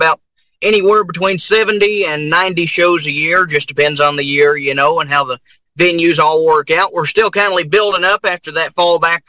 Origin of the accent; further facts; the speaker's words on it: Grayson, Kentucky, United States; my hometown of Grayson, Kentucky